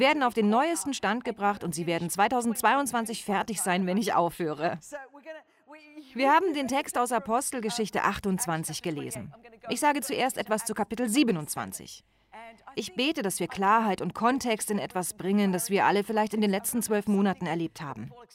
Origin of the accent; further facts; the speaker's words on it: Australia; accent: Australian; Ich habe einen australischen Akzent, falls Sie sich wundern sollten. Meine Familie stammt aus Griechenland